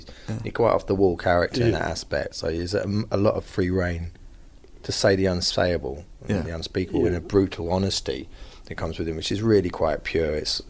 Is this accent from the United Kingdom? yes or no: yes; United Kingdom; Being a British actor